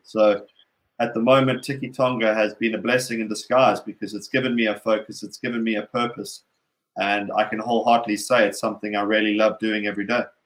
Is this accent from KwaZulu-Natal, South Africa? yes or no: yes; Durban, KwaZulu-Natal, South Africa; moved away; as a young kid growing up in Durban